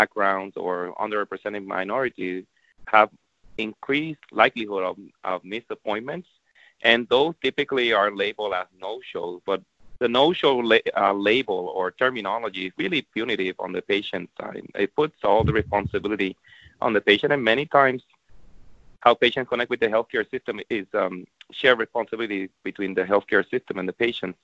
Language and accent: English; Puerto Rico; moved away; I'm from Puerto Rico, so I'm definitely fluent in Spanish